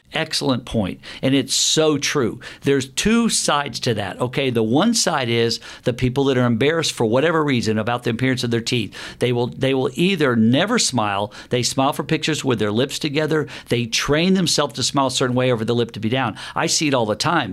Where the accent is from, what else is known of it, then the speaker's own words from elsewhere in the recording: the South, United States; I grew up in the South